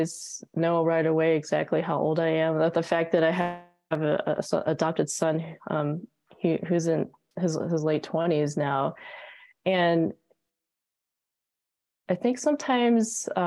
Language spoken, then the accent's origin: English; United States; moved away as an adult; now in Australia; I'm an American